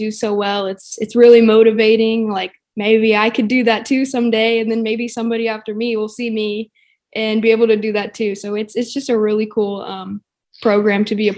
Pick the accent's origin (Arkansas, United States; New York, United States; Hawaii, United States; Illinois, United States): Arkansas, United States; being born and raised here